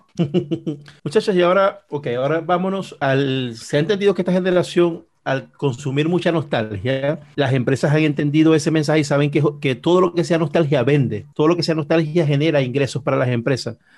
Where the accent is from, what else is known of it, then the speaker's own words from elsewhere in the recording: Venezuela; somos venezolanos